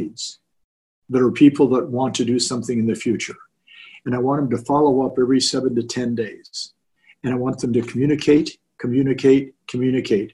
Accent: Orange County, California, United States; I grew up in Orange County

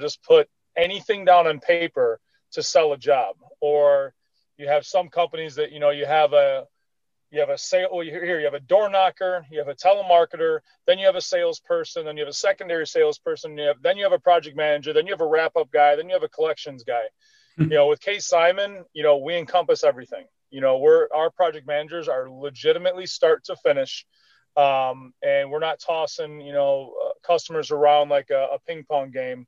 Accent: Chicago, Illinois, United States; moved away as an adult; Chicago, is where I was originally from, 36 years, born and raised in Chicago, been down here for 9

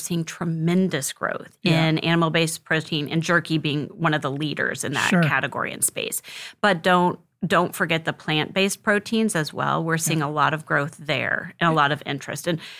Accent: Missouri, United States; That particular seminar was very special to me, being a Missouri as my home state.

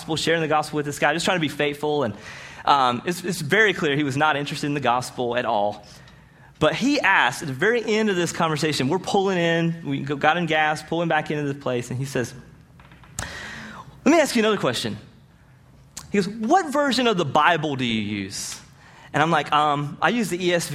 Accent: Rocky Mount, North Carolina, United States; also born or lived in Greenville, North Carolina; I'm from Rocky Mount, North Carolina

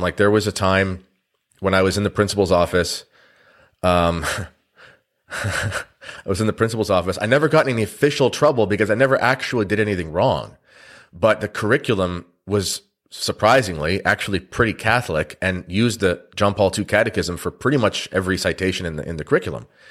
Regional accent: Canada; I'm a Canadian

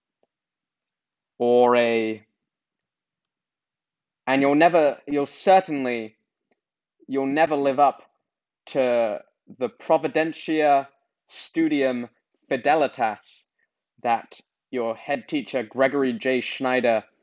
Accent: England, United Kingdom; I'm from England

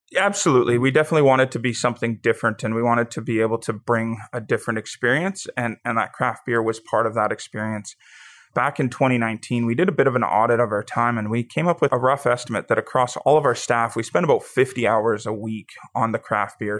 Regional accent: Pincher Creek, Alberta, Canada; also born or lived in Taber, Alberta; Growing up in Pincher, there was about thirty-five hundred people

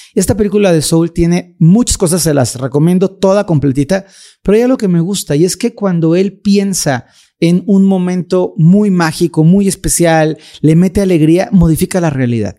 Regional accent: Mexico; en mi país, en México lindo

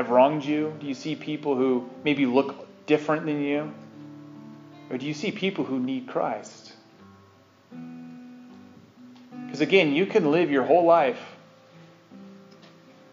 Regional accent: Utah, United States; accent: Utah; My Utah accent.

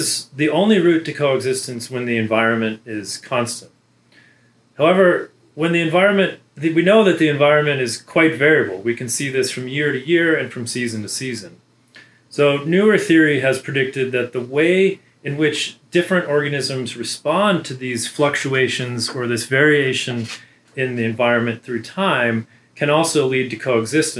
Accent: Southern California, United States; moved away as an adult; also born or lived in Prescott, Arizona / Riverside, California / Amherst, Massachusetts / Oxford, United Kingdom; now in Auburn, United States; I grew up in Southern California

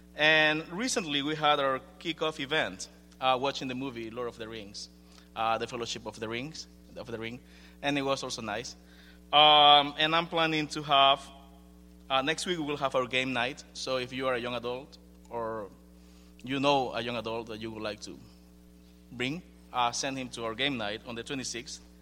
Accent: Ecuador; moved away; I'm from Ecuador

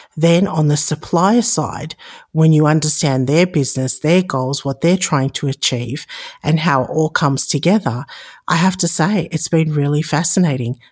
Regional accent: Sydney, New South Wales, Australia; moved away as an adult; also born or lived in Chicago, United States; now in Las Vegas, United States; Born and raised in Sydney, Australia, now living in Las Vegas, Nevada, and, uh, immigrated to the United States about fourteen years ago.

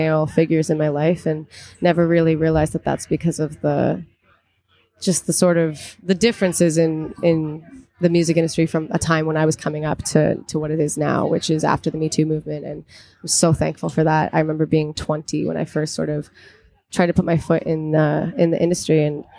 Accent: Halifax, Nova Scotia, Canada; moved away as an adult; now in Toronto, Canada; where I grew up and where I first started, which was Halifax and Nova Scotia

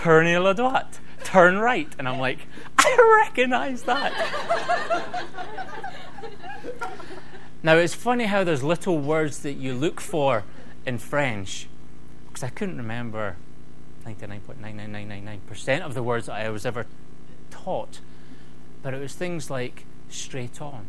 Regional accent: United Kingdom; I'm British

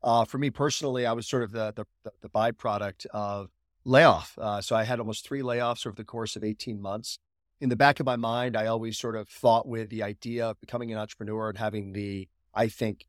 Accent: Chicago, Illinois, United States; born there; also born or lived in South Florida; So I've had the privilege of living all over the U.S. I was actually raised by an entrepreneur. So I was born in Chicago, lived in South Florida

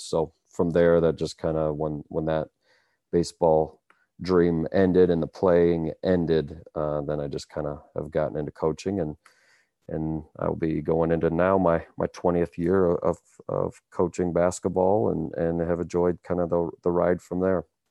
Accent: Cedar Falls, Iowa, United States; born and raised in Cedar Falls, Iowa, a college town

